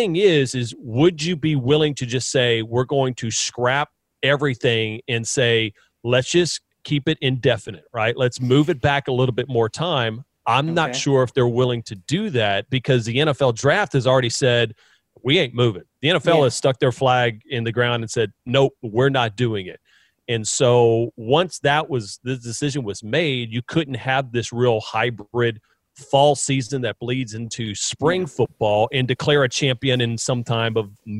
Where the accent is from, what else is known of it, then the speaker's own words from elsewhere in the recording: Baton Rouge, Louisiana, United States; I'm from Baton Rouge. Everybody in my family went to LSU.